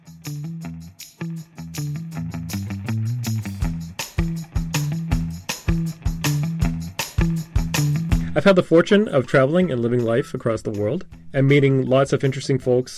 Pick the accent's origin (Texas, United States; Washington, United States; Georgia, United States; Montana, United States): Texas, United States; moved away as an adult; also born or lived in Houston, Texas; now in Seoul, South Korea; I'm an American from Texas.